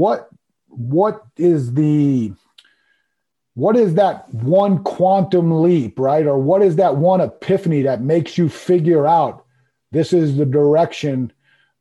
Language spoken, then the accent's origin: English; Long Island, New York, United States; I grew up on Long Island